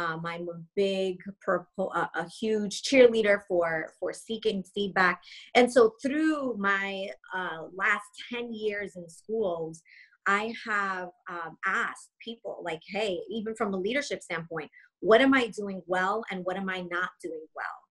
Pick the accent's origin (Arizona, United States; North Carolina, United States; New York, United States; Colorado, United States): New York, United States; Long Island; moved away; also born or lived in South Carolina; born and raised in New York, uh, Long Island